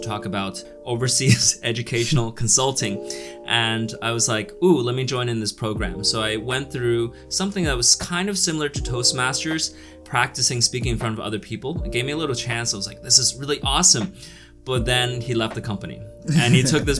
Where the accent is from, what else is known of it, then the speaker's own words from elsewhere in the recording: United States; moved away as an adult; also born or lived in New Jersey / New York; now in China; I grew up in New Jersey and New York